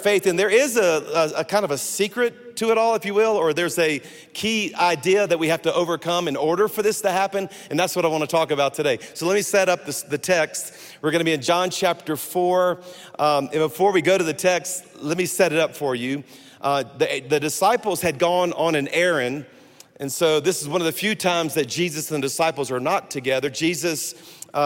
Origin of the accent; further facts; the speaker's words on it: South Louisiana, United States; I am a Cajun from South Louisiana.